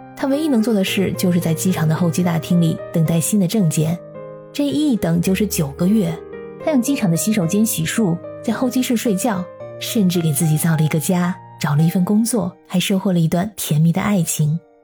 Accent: China; 我们中国人可能会联想到《桃花源记》

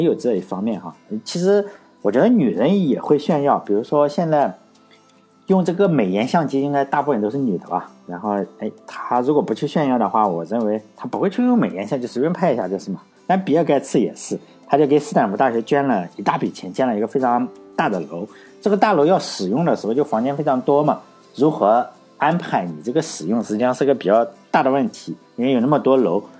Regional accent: Laiwu, Shandong, China; 像我老家来五，一个都没有嘛

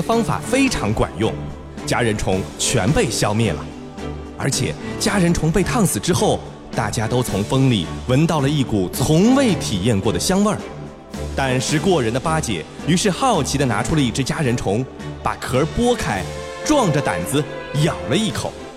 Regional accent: Shanghai, China; 咱们上海人

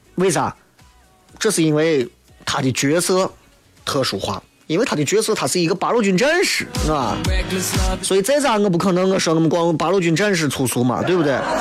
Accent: Xi'an, Shaanxi, China; 我们西安人挑剔我们自己，是吧？

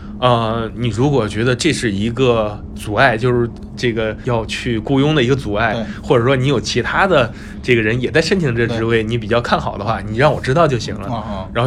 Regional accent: Henan, China; moved away; 所以说以后你们不允许再说我们河南人是骗子了。

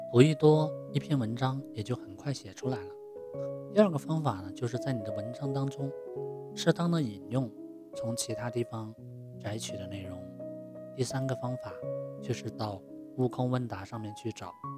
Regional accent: China; 我们中国人

